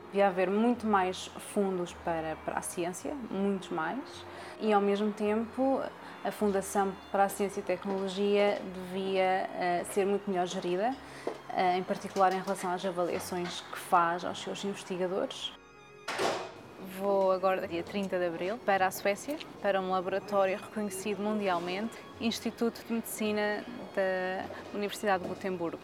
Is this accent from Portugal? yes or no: yes; Coimbra, Centro, Portugal; sou cá de Coimbra